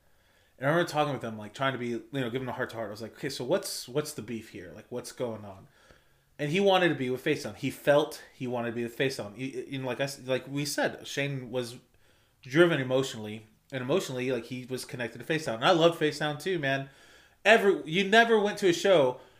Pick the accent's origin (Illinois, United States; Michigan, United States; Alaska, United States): Michigan, United States; I'm from Michigan.